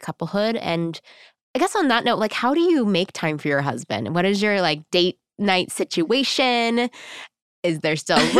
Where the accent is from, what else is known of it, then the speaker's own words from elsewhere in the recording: Texas, United States; I think I'm from Texas and like the word sex is still a little scary.